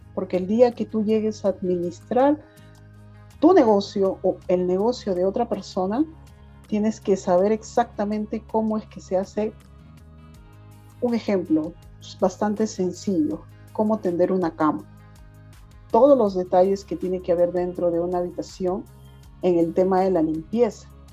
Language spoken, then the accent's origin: Spanish; Huaraz, Ancash, Peru; yo soy guaracina, me vine a, radicar acá